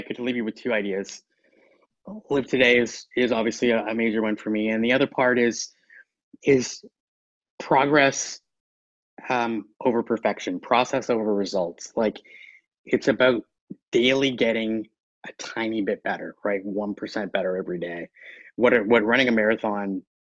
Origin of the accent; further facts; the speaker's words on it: Canada; I'm Canadian